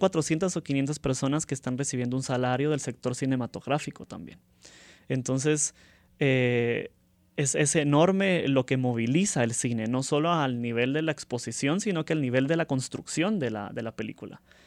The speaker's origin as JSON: {"language": "Spanish", "country": "Guatemala", "said": "desde los guatemaltecos que participamos"}